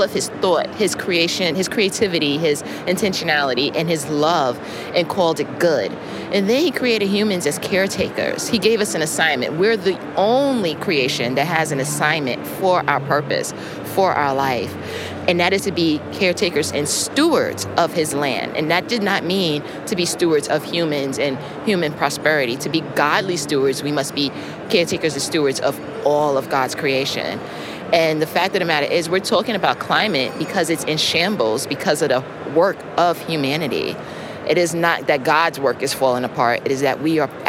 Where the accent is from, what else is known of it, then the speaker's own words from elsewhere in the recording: New York, United States; now in South Carolina, United States; I am residing currently in South Carolina, but I'm from New York